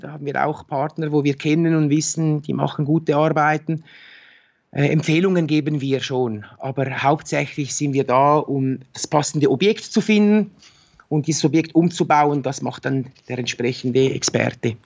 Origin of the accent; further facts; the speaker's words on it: Switzerland; bei uns in der Schweiz